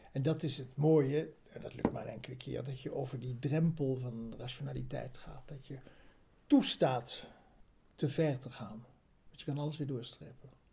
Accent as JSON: {"language": "Dutch", "town": "Bergen aan Zee", "region": "North Holland", "country": "Netherlands", "tie": "born or raised there", "said": "ik groeide op in Berg aan Zee"}